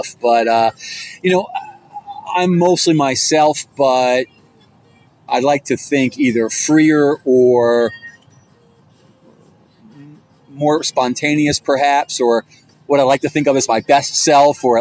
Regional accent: Baltimore, Maryland, United States; I grew up in Baltimore, which is a great place

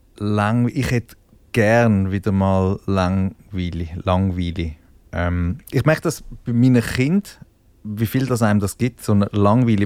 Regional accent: Zürich Oberland, Zurich, Switzerland

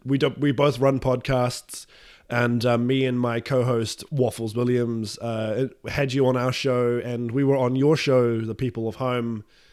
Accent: Christchurch, Canterbury, New Zealand; also born or lived in Auckland; I was born in Auckland, which is a city to the north, in the North Island. It's our largest city in New Zealand. So I was born there, and then I moved to Christchurch when I was about 6 months old, and I've lived here ever since.

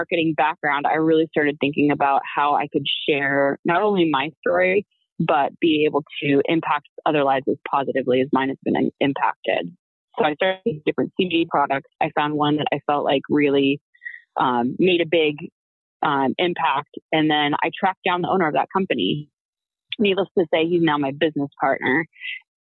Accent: Pacific Northwest, United States; moved away; I'm from the Pacific Northwest originally.

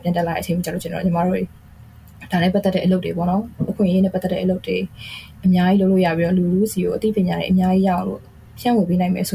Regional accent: Myanmar; born or raised there

